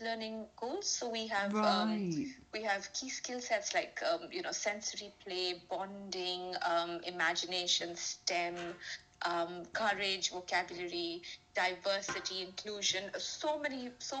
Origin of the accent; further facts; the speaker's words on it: India; now in United Kingdom; I'm from India